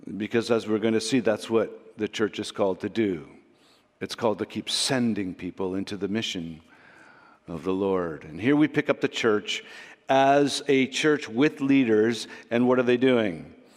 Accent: Canada; We're too Canadian.

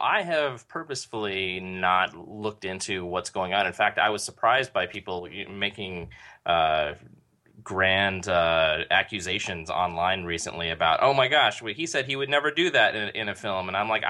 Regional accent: San Diego, California, United States; Like, I'm from San Diego. We don't have woods there.

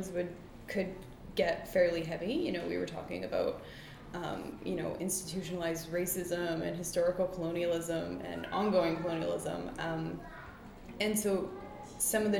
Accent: Nanoose Bay, BC, British Columbia, Canada; moved away as an adult; now in Victoria, Canada; I was born and raised in Nanus

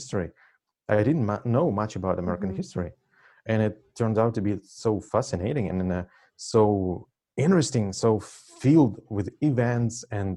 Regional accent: Russia; first language Russian; English is a second language; moved away as an adult; also born or lived in Moscow; now in United States; being born and raised in Russia/Soviet Union.

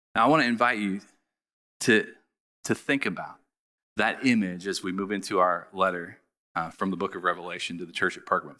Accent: Southern Ohio, United States; I grew up in Southern Ohio

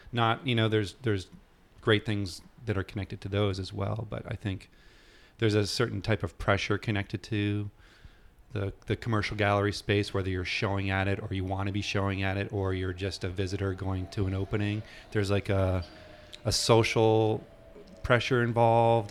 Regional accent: New Hampshire, United States; the area I grew up in in New Hampshire

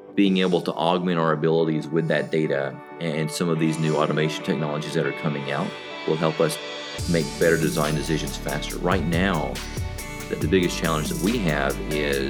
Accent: the South, United States; I'm from the South in the United States

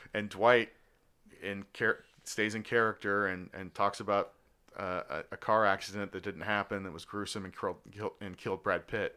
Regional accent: Australia; moved away; I am from Australia, was born there

